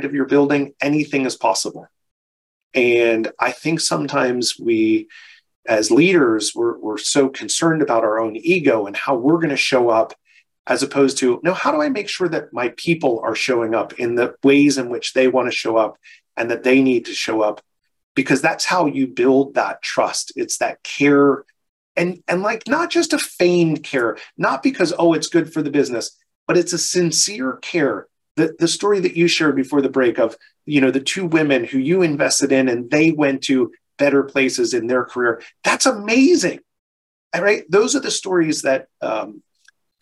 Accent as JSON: {"language": "English", "town": "Philadelphia", "region": "Pennsylvania", "country": "United States", "said": "I'm from Philadelphia"}